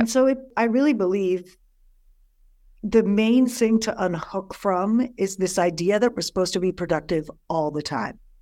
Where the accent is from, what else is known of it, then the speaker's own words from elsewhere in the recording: New York, United States; moved away; I'm from New York originally